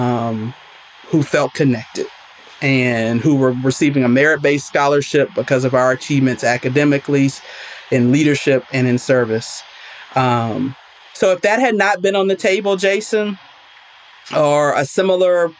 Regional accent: Jackson, Mississippi, United States; moved away as an adult; also born or lived in St. Louis; I'm a Black girl growing up in Jackson, Mississippi

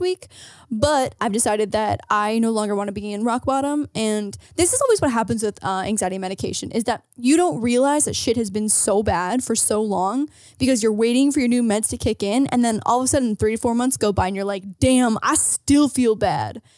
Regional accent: hometown near Toronto, Ontario, Canada; I lived in Toronto or commuting anytime from, like, my hometown to Toronto

